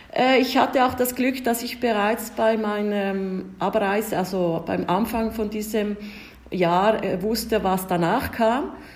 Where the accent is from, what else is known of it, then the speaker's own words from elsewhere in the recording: Ticino, Switzerland; first language Italian; German is a second language; moved away as an adult; also born or lived in Rome, Italy; now in Prague, Czechia; meine Eltern sind beide Deutschschweizer, Es äh, sind äh, ins Kanton Tessin gezogen, als ich äh, vier Jahre alt war